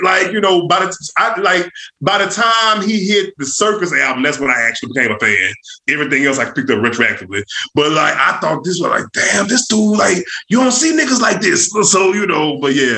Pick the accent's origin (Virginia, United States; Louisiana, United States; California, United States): Louisiana, United States; now in Georgia, United States; I'm from Louisiana